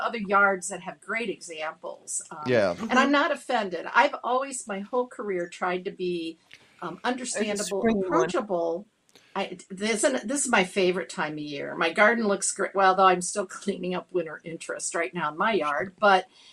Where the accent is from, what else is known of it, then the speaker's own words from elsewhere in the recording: Wisconsin, United States; I'm from Wisconsin